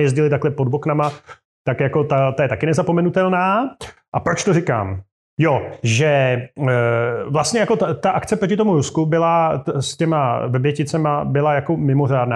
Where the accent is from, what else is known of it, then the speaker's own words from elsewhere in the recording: Turnov, Liberec Region, Czechia; moved away as an adult; now in Prague, Czechia; já jsem chlapec z malého města, kde Eh, do roku 1990, to znamená do mých 18 let, je 15 tisícový město tady na severovýchodě Čech